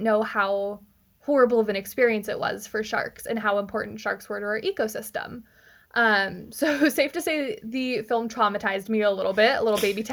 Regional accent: California, United States; I'm from California. I've been on the West Coast my whole life

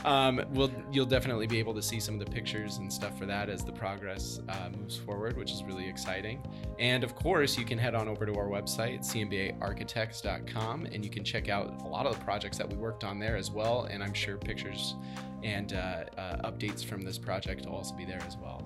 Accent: Midwest, United States; growing up in the Midwest

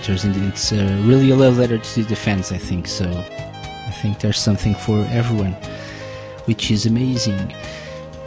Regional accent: Portugal; I'm from Portugal

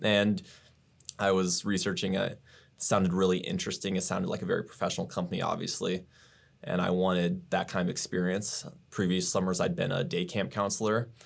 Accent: Grimes, Iowa, United States; I am from Grimes, Iowa, born in Iowa. I was raised, went to Johnston High School

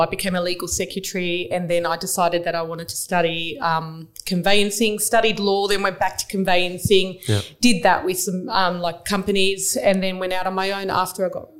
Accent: Baralla, Western Australia, Australia; I grew up in Baralla and I had my mother around that area

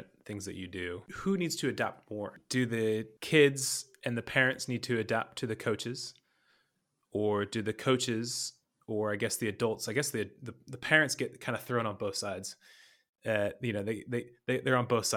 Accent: California, United States; I'm from California. You can obviously, where I'm from in California, you can play golf 365 days of the year

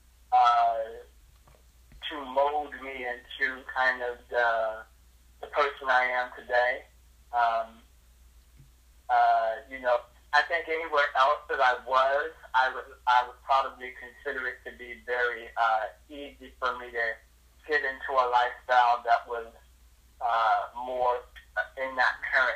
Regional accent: San Diego, California, United States; I was born and raised right here in San Diego, California

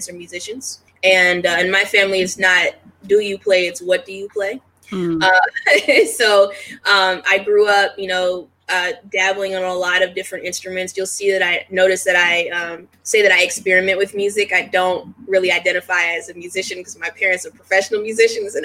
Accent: Washington, District of Columbia, United States; moved away as an adult; I'm originally from Washington, D.C., super, super D.C. person in the sense that, like, I rep D.C. to the fullest. It is, you know, the place that raised me

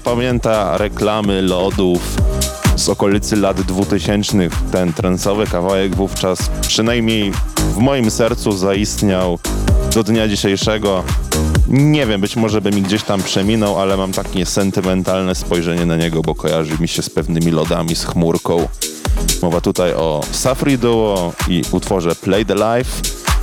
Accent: Poland; accent: English from Poland; pozostanę przy moim akcencie English from Poland

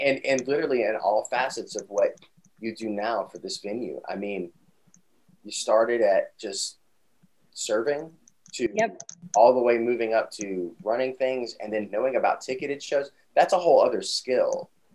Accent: Atlanta, Georgia, United States; my hometown, Atlanta, Georgia

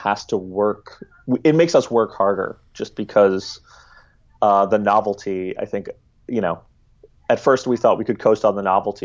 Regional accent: New York City, New York, United States; I grew up in New York City, raised by two leftist screenwriters

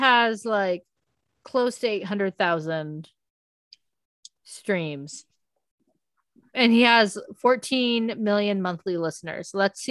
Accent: Southern California, United States; I'm from California, like, Southern California and stuff

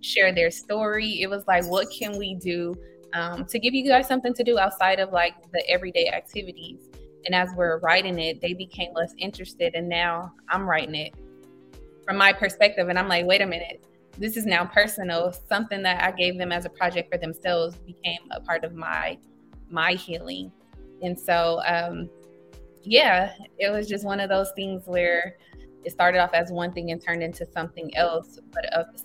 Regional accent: Los Angeles, California, United States; Born and raised in Los Angeles. So I'm a native to the community I serve.

